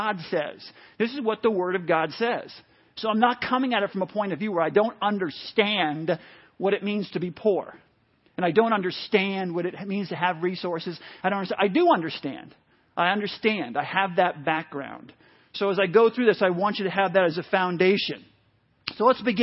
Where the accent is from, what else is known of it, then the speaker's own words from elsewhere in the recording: New City, New York, United States; I grew up in New York for most of my life, moved around up through sixth grade, but landed in New York when I was in, like I say, about sixth grade.